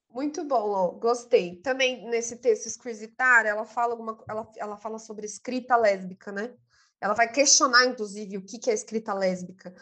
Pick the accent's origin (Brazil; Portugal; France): Brazil; São Paulo; eu sou de Taquera. Itaquera, Zona Leste